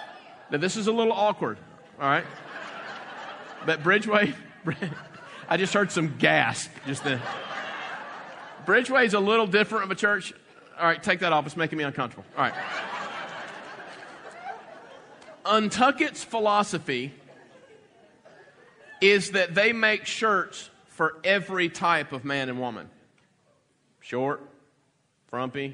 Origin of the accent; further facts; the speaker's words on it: the South, United States; growing up in the South